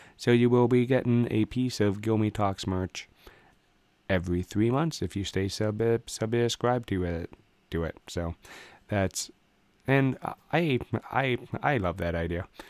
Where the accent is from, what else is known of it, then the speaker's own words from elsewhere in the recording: Canada; I'm a Canadian guy